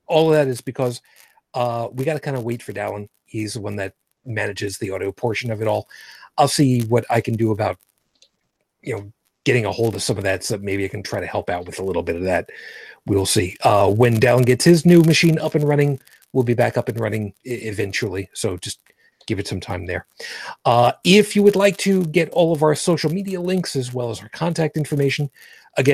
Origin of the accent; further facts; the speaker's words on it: United States; I am American